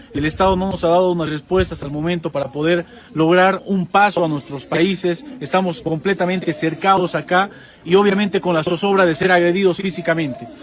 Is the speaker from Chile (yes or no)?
no; Bolivia; Yo soy boliviano